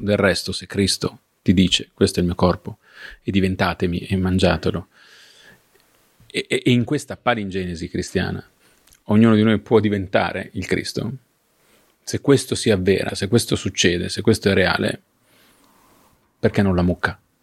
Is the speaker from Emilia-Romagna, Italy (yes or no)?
yes; Ravenna, Emilia-Romagna, Italy; sono di Ravenna